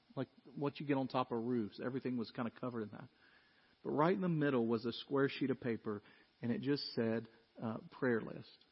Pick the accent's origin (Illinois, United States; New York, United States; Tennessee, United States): Tennessee, United States; Dyersburg; growing up in Dyersburg